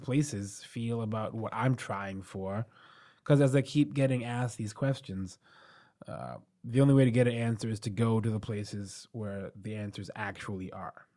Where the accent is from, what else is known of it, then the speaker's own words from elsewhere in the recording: New York City, New York, United States; being from here